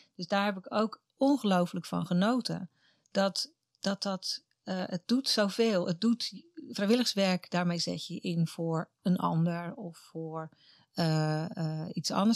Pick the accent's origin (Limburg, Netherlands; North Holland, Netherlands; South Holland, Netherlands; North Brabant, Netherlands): South Holland, Netherlands; Katwijk; moved away as an adult; Mijn wieg stond in Katwijk aan Zee. Daar ben ik geboren, getogen tot mijn achttiende